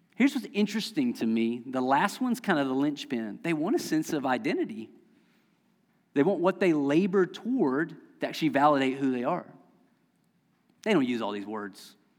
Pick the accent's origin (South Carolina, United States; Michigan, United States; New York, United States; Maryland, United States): South Carolina, United States; Lexington County; moved away; I'm from Lexington County, South Carolina, I mispronounce everything